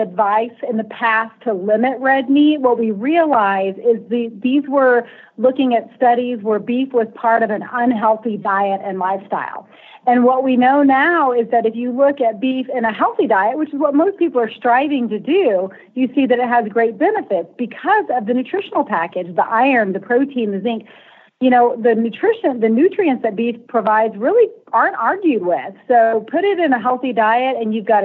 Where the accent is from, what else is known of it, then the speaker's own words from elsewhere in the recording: Texas, United States; I was raised in Texas